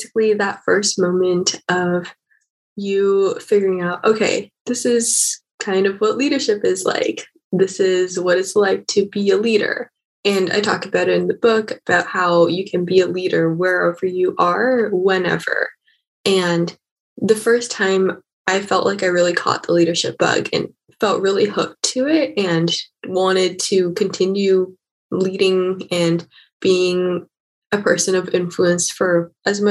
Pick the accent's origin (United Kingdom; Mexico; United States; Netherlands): United States; Seattle, Washington; I grew up in Seattle, Washington